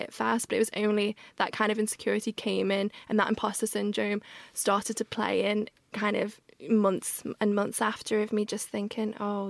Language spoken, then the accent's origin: English; Liverpool, North West England, United Kingdom; accent: Scouse; moved away as an adult; also born or lived in London; now in Liverpool, United Kingdom; So my Scouse accent is very much there now